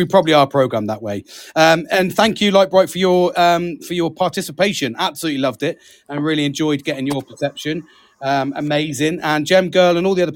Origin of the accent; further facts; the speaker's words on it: United Kingdom; I'm British